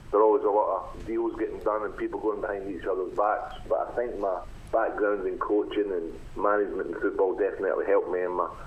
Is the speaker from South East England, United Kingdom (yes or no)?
no; Scotland, United Kingdom; moved away as an adult; also born or lived in Kilmarnock / Melbourne; now in Australia; my life growing up in Scotland as a young boy, being a Rangers fan